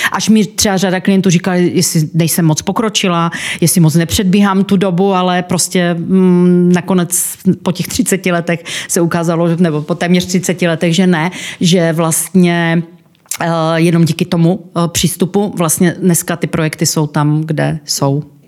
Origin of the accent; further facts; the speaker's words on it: Ostrava, Moravian-Silesian Region, Czechia; accent: Ostrava; já pocházím z Ostravy, což slyší ostatně každý eh, ten přízvuk